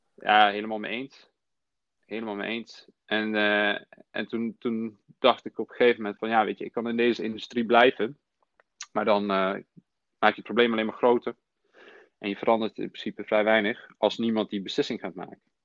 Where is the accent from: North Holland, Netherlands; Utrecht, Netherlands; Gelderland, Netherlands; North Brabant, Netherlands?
Gelderland, Netherlands; Nijmegen; also born or lived in former Yugoslavia; Ik kom uit Nijmegen. Mijn oorsprong ligt in voormalig Joegoslavië. Um, en ik ben in 1995 hier in Nederland gekomen toen ik zes was, samen met mijn ouders.